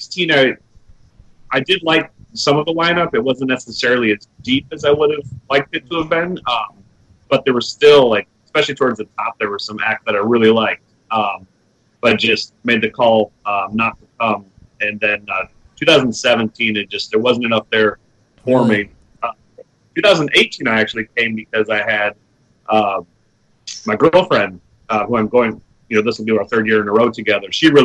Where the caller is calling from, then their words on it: Orlando, Florida, United States; I'm... sunny Orlando, Florida.